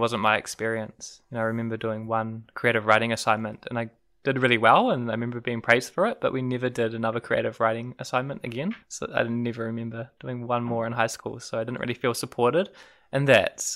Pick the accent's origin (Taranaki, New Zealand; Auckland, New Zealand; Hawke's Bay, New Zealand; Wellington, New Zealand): Auckland, New Zealand; moved away as an adult; also born or lived in Queenstown, New Zealand / Dunedin, New Zealand; growing up in Auckland, and I went to an all-boys school